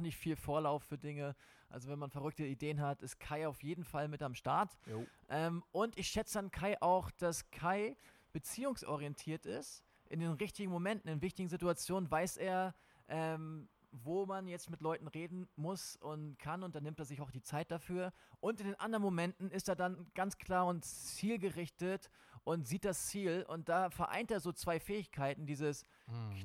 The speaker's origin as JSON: {"language": "German", "region": "Schleswig-Holstein", "country": "Germany", "tie": "born or raised there", "moved": "as an adult", "said": "ich bin in Schleswig-Holstein groß geworden. Ich habe dort 19 Jahre meines Lebens verbracht"}